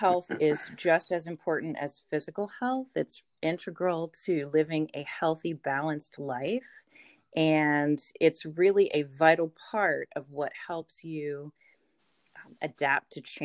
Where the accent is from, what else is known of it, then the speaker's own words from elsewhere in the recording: Ocean City, Maryland, United States; also born or lived in Baltimore; missed my hometown. I missed the beach